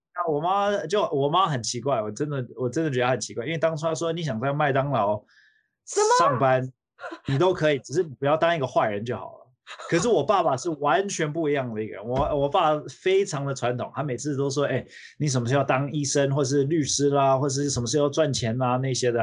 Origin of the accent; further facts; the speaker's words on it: United States; also born or lived in Taiwan; 我小时候是在美国长大的